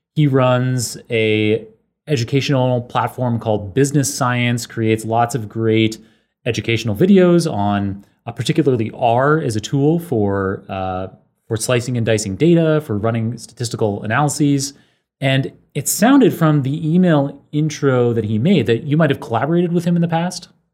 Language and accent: English; Canada; moved away as an adult; also born or lived in Oxford; I grew up in Canada